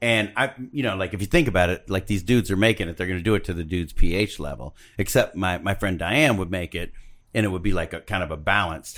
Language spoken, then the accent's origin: English; Covina, California, United States; I'm from Covina